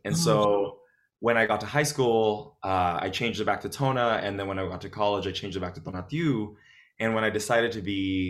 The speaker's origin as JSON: {"language": "English", "town": "Los Angeles", "region": "California", "country": "United States", "tie": "born or raised there", "also_born_or_lived": "West Covina, California", "said": "So, when I first grew up, I was born in East LA, right, in Boyle Heights. And so everyone there spoke Spanish"}